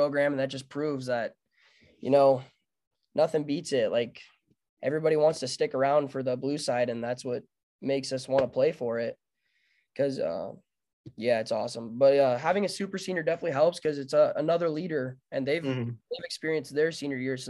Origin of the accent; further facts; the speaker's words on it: Billings, Montana, United States; as a baseball player your whole life growing up in Billings